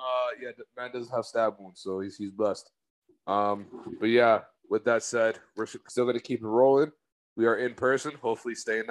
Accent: Texas, United States; But I am from Texas.

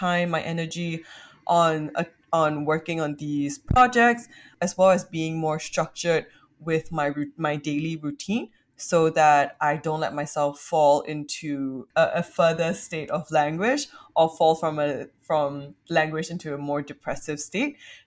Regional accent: Singapore; a young Singaporean growing up in Singapore

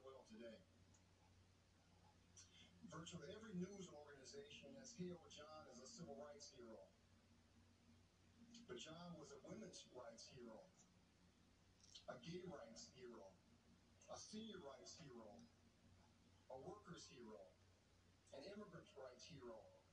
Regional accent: Raleigh, North Carolina, United States; moved away; also born or lived in Atlanta; my hometown, Raleigh, North Carolina

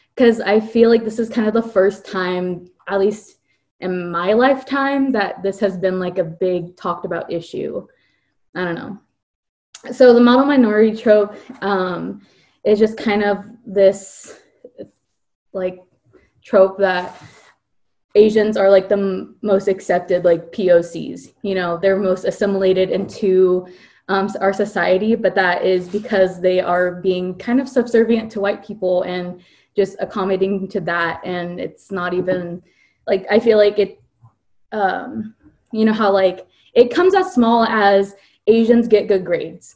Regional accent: California, United States; also born or lived in Virginia; I grew up in Virginia at first, and then when I was like nine, I moved to California

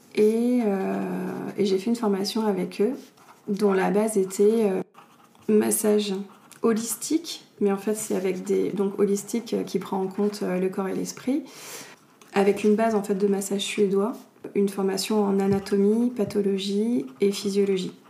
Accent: Paris, Île-de-France, France; moved away as an adult; also born or lived in London / Argentina; je viens de Paris. Je suis née à Paris, j'ai grandi à Paris, et j'avais vécu toute ma vie à Paris

